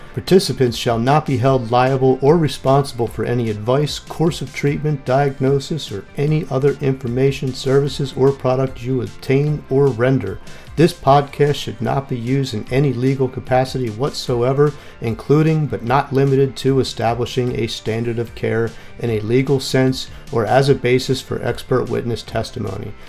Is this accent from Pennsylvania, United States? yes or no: yes; Philadelphia, Pennsylvania, United States; my hometown of Philly